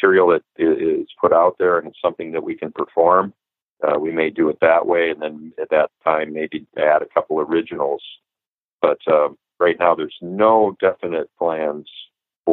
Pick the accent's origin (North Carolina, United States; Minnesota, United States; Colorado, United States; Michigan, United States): Minnesota, United States; Minneapolis; growing up in Minneapolis